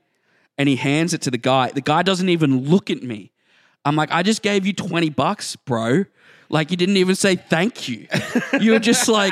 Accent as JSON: {"language": "English", "country": "Australia"}